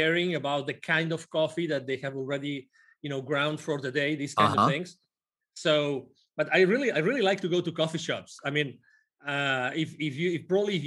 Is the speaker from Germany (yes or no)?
no; Spain; moved away; I'm originally from Spain